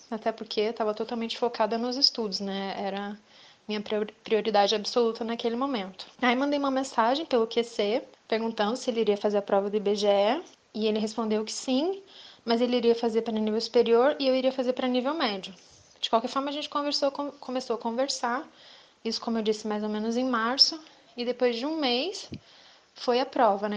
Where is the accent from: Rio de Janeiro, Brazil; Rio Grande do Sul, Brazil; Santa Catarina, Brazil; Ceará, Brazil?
Rio de Janeiro, Brazil; Visconde de Mauá; eu sou de Visconde de Mauá, né, minha família é de lá